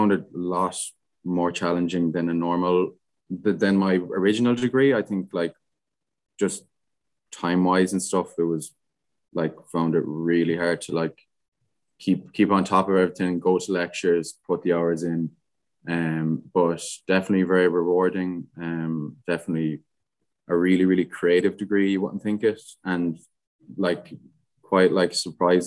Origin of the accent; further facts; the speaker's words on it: Galway, Connacht, Ireland; I'm from Galway.